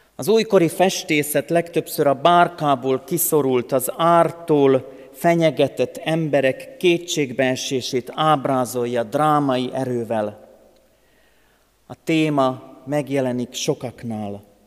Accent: Hungary; a szülőföldemért, azért, hogy magyar vagyok

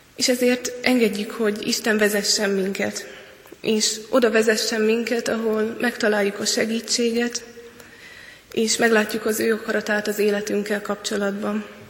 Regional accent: Hungary; egyedüli magyarként voltam

